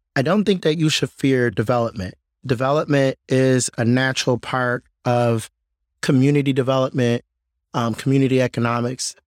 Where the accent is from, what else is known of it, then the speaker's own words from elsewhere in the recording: Detroit, Michigan, United States; I was born and raised on the West Side, a little bit north of Boston Edison